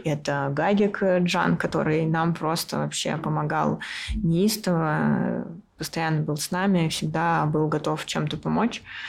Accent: Russia; now in Yerevan, Armenia; я режиссер из России

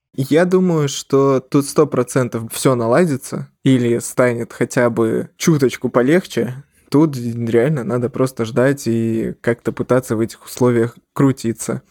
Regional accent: Belarus; also born or lived in Ukraine; я как бы жил всю жизнь в Беларуси

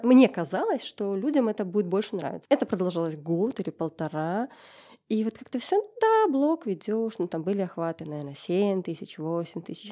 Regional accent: Gomel, Gomel Region, Belarus; я из Гомеля

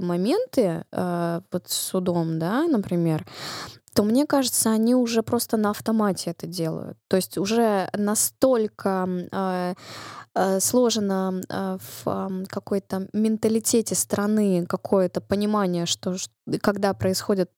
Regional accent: Russia; я выросла и родилась в России

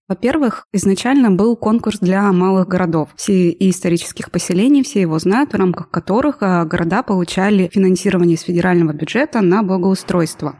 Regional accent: Chelyabinsk, Chelyabinsk Oblast, Russia; я из Челябинска, живу здесь 20 лет

